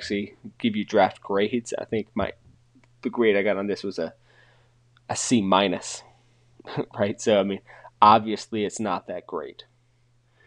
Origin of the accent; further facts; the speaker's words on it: North Carolina, United States; where I'm from North Carolina